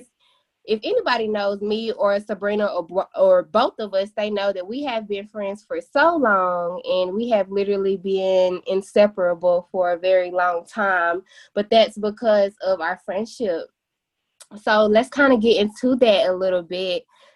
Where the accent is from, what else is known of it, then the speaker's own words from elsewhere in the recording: Memphis, Tennessee, United States; also born or lived in Murfreesboro, Tennessee; I am from Memphis, Tennessee as well. And I graduated from Southwind High School